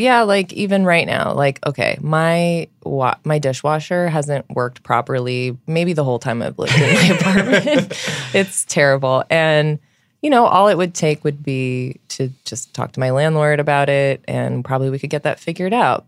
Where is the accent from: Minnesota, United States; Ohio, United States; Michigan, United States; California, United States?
California, United States; Southern; now in New York, United States; I'm from Southern California